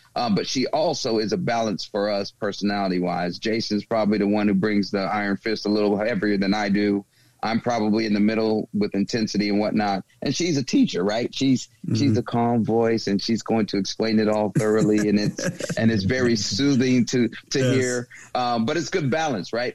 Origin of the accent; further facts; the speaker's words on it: the South, United States; moved away; I'm from the South